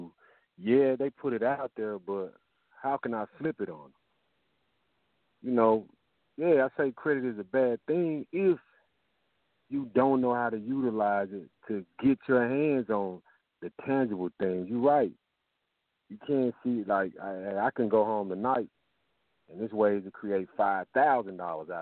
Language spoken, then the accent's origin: English; Memphis, Tennessee, United States; I'm from Memphis